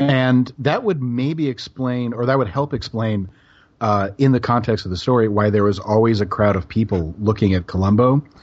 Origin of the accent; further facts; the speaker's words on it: Tucson, Arizona, United States; now in Pacific Northwest, United States; I'm from Tucson